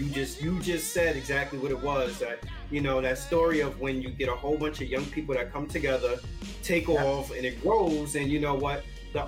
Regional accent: East Coast, United States; me growing up in the East Coast

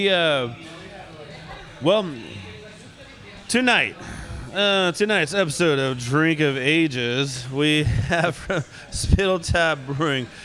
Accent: United States; we're growing up in the United States, you know, there's there wasn't a whole lot of soccer.

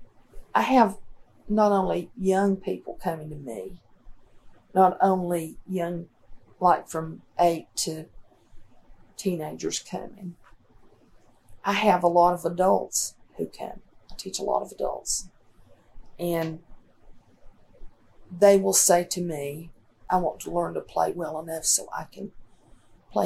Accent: Marion, North Carolina, United States; also born or lived in Mitchell County, North Carolina; I was born in Marion, North Carolina.

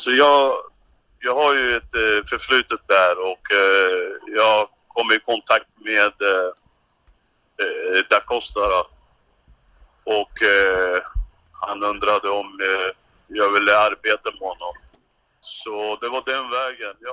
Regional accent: Stockholm, Stockholm County, Sweden; jag är född och uppvuxen i Rinkeby

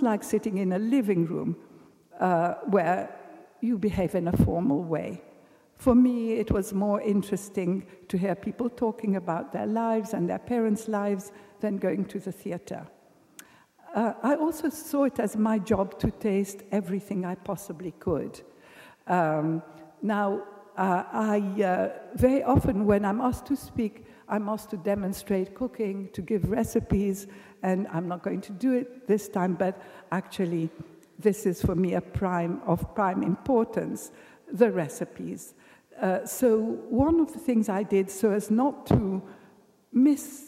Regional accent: England, United Kingdom; I'm English

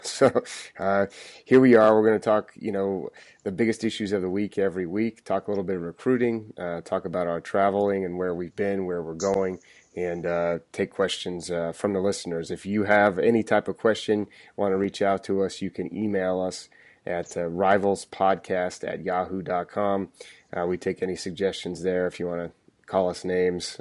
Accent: Oregon, United States; I grew up in Oregon

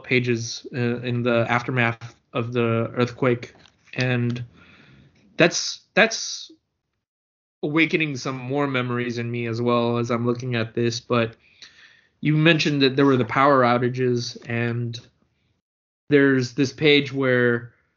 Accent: San Francisco, California, United States; I grew up in San Francisco

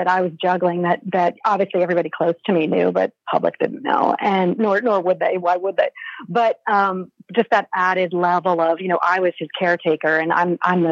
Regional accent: Connecticut, United States; moved away; also born or lived in Vermont; I'm from New England. I'm from Connecticut.

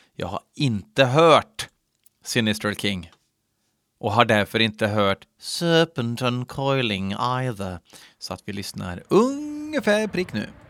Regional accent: Värmland, Sweden; i Värmland, där jag kommer ifrån.

